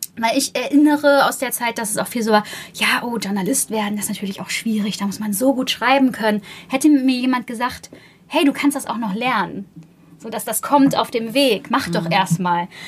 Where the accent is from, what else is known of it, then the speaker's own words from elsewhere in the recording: Buxtehude, Lower Saxony, Germany; ich komme ja aus Buxtehude